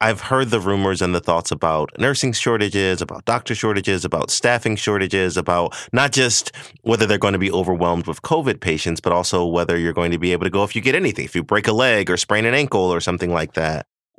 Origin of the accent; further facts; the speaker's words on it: the South, United States; I'm from the South.